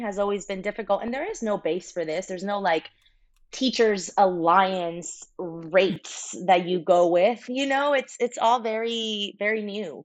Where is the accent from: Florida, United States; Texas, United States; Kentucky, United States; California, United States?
Florida, United States; Miami; moved away as an adult; also born or lived in Santiago, Chile; now in Los Angeles, United States; I was born in Santiago, Chile, raised in Miami, Florida from the age of five